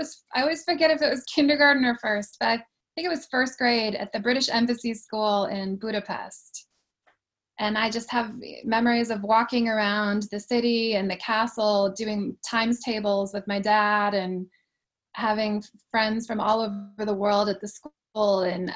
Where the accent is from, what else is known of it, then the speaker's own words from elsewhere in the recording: Kansas, United States; moved away as an adult; also born or lived in Dubai / India / Japan / France; now in Argentina; I am from Kansas. I grew up there. I went to the University of Kansas. My mom is Hungarian though, and because of that, we always used to travel every year to Hungary when I was a kid to visit family.